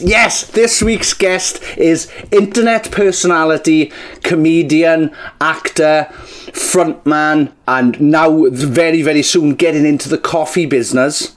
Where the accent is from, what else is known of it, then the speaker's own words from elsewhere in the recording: Welsh, Wales, United Kingdom; We're both Welsh.